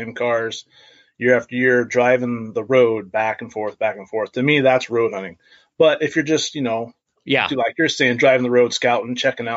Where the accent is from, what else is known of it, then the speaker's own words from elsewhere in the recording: Washougal, Washington, United States; also born or lived in Klamath, Washington; I live here in Klamath, Washington. And grew up in Washougal